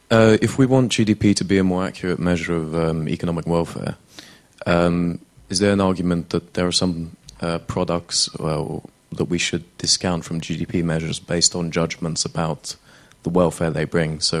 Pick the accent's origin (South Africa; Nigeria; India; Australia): India; Yeah, uh, I'm from India and uh, from the Skill Development Ministry.